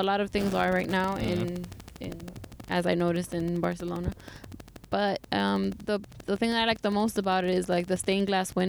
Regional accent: New York City, New York, United States; I guess because I'm from New York

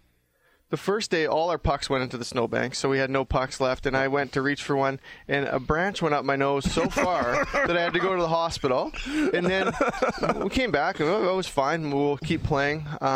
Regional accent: Canada; one year, being Canadian, we made a hockey rink in our backyard.

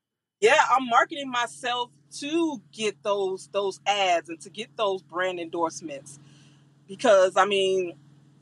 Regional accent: Florida, United States; I'm from Florida

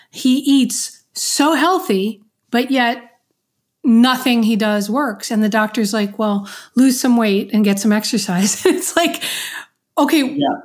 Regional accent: New York, United States; now in Florida, United States; growing up in New York, it's there's stairs everywhere

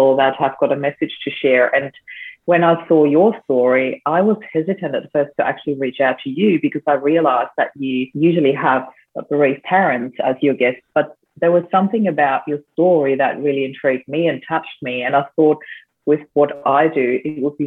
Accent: Austria; now in Australia; I'm actually originally from Austria, but I do live in Australia now.

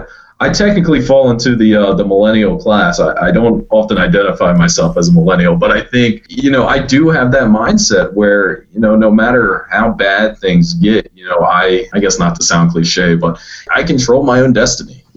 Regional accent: Salisbury, Maryland, United States; I grew up around here

